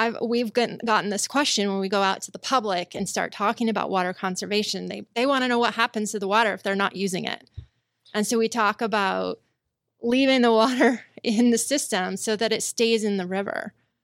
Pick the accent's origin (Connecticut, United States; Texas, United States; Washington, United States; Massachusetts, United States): Washington, United States; Spokane; growing up in Spokane, we were always told that we had an infinite supply of water and that water never runs out.